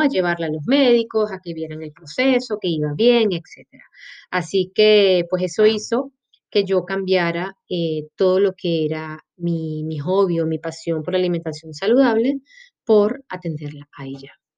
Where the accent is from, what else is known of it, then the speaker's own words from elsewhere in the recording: Maracaibo, Zulia, Venezuela; moved away as an adult; also born or lived in Caracas, Venezuela / Colombia; now in Montevideo, Uruguay; este cuerpecito indómito es venezolano, de la mejor tierrita que puede tener ese país y lo siento por los demás que están escuchando este podcast. Pero sí, soy de Maracaibo